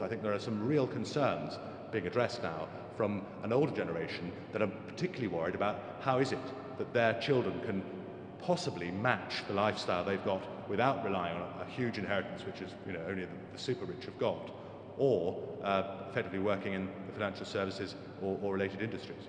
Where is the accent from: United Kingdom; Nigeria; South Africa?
United Kingdom; England; I'm an Englishman, that only tells part of my story. My mother is German